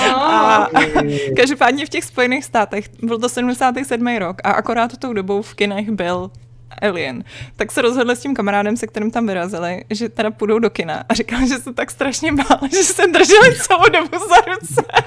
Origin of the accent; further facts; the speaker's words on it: Prague, Czechia; já jsem vyrůstala na Vinohradech, uh, na Praze 2